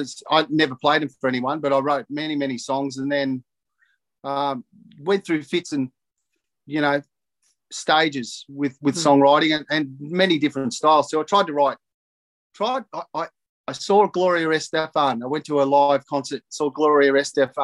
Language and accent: English; Narrandera, New South Wales, Australia; also born or lived in Cobram, Victoria; my growing up in Narandra and Cobram